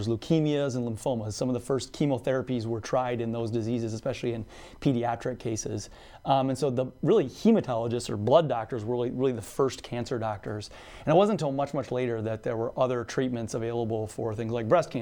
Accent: Sioux Falls, South Dakota, United States; also born or lived in Nebraska / Minnesota; I'm actually from Sioux Falls and born and raised there.

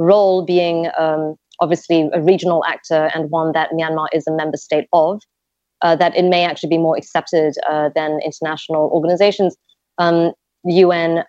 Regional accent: Malaysia; I'm Malaysian

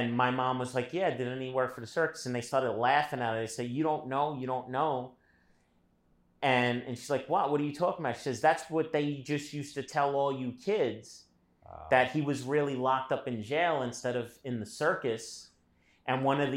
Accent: United States; I'm definitely fucking American.

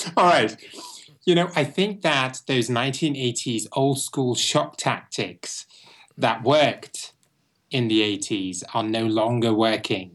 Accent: Bristol, South West England, United Kingdom; moved away as an adult; now in Los Angeles, United States; I was born in Bristol, England, um, which is the fourth largest city in England.

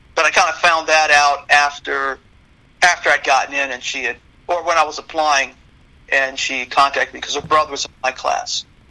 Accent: Rockville, Maryland, United States; I grew up in Rockville.

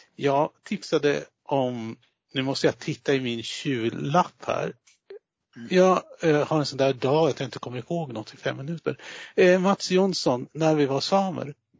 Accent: southern Sweden, Sweden; mig som är uppväxt söderut

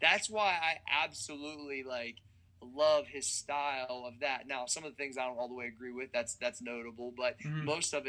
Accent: Ohio Valley, United States; moved away as an adult; also born or lived in Columbus, Ohio; That's all we really knew growing up in the Ohio Valley

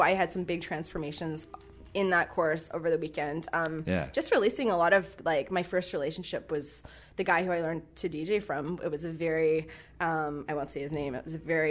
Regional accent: Vancouver, British Columbia, Canada; I was born in Vancouver. I'm a born and raised Kitsilano

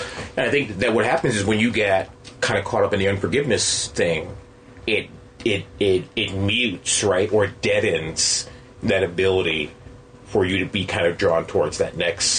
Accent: New York, United States; Yeah, we're from New York.

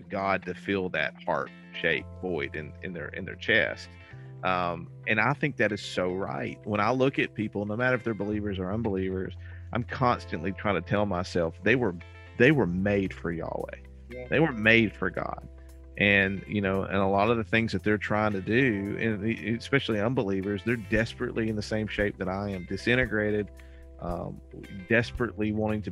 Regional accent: Alabama, United States; I grew up in the Baptist world in Alabama

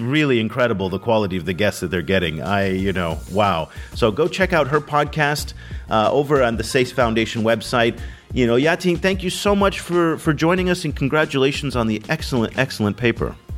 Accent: United States; now in Vietnam; here I am as an American living and working in Vietnam

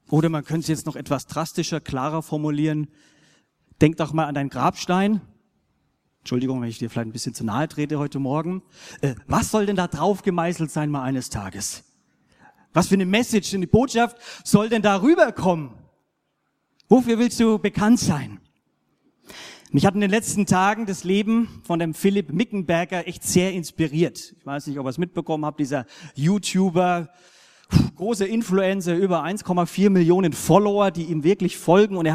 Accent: Germany; als ein Deutscher, sage ich mal, sehe ich vielleicht die blinden Flecke in der Kultur.

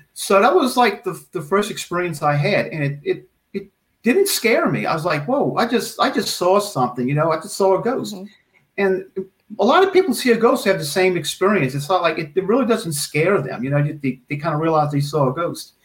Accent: Metairie, Louisiana, United States; also born or lived in New Orleans; I was born in New Orleans, and at the age of five or six, my parents moved to Metairie.

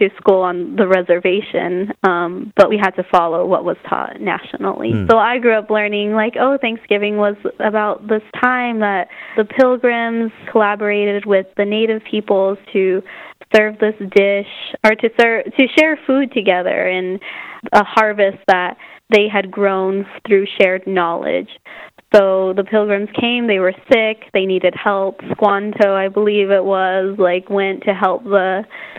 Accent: Southwest, United States; I grew up in the Southwest

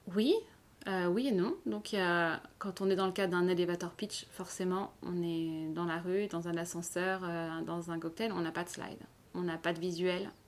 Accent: Paris, Île-de-France, France; moved away as an adult; now in Lausanne, Switzerland; je suis originaire de Paris euh, et je suis arrivée dans la région il y a 4 ans.

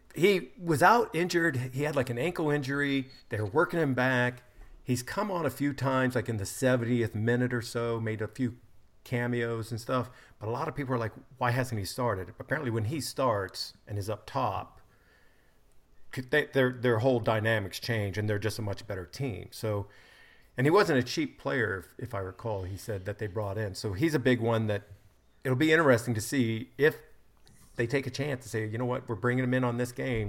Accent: United States; I'm an American

